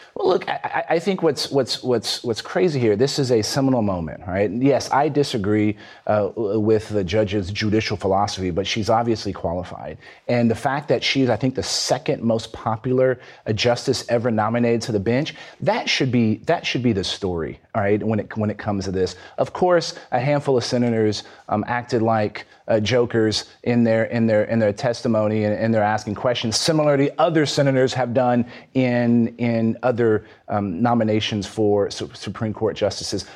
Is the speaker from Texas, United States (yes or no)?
yes; Texas, United States; my home state of Texas